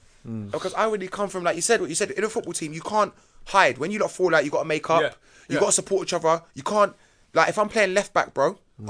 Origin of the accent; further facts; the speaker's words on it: London, United Kingdom; I come from Battersea, so I would be classed as coming from Junction.